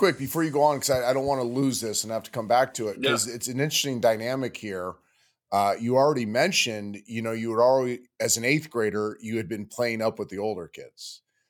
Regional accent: California, United States; also born or lived in Texas; now in Southeast, United States; I can say that being a California kid. I've lived in Texas, been around Texas 6A football. Now that I'm in the Southeast

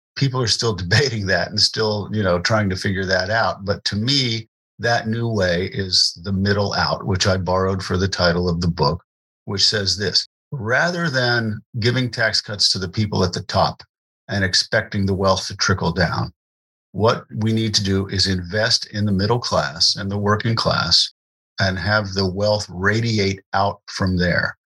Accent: Morgantown, West Virginia, United States; I grew up in West Virginia, David. I, I grew up in what is now a pretty po- prosperous town, Morgantown

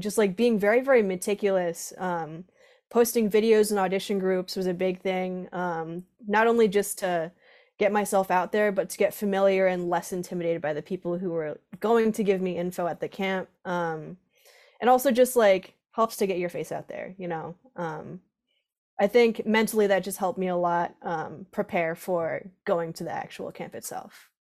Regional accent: Groton, Connecticut, United States; I'm from, uh, Groton, Connecticut, Southeastern, right on the coast.

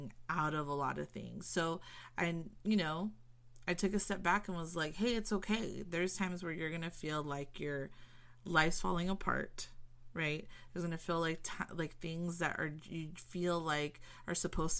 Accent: Southern California, United States; I'm from SoCal

